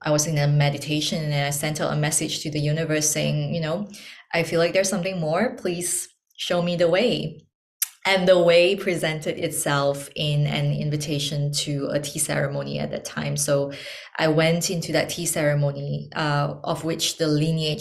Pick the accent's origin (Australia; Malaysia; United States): Malaysia; moved away as an adult; also born or lived in Hong Kong; I'm born and raised in Malaysia